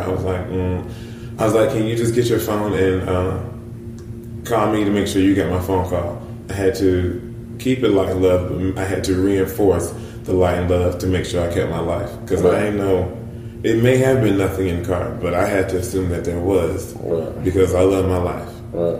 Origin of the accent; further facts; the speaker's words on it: the South, United States; hey, I'm from the South.